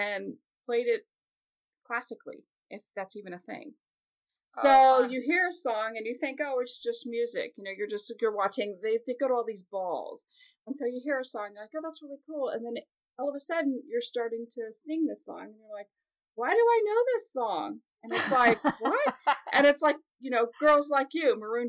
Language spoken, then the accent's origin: English; Kansas City, Missouri, United States; my hometown, when Kansas City does well at sports, I'm